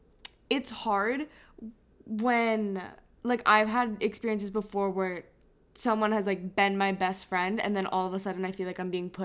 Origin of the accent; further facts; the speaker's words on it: Hong Kong; growing up in Hong Kong, we have a lot of friends from middle school